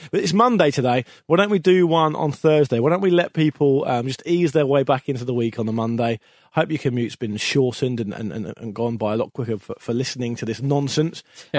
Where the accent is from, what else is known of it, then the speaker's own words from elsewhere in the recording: Isle of Dogs, London, United Kingdom; I'm from the Isle of Dogs, and so plenty of stuff has been because of Canary Wharf and Greenwich and all that.